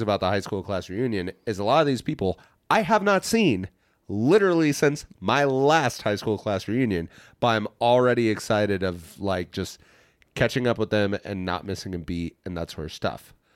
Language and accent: English; Hays, Kansas, United States; moved away; my hometown, Hayes's big event of the year